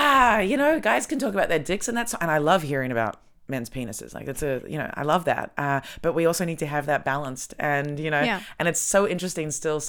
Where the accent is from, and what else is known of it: Melbourne, Victoria, Australia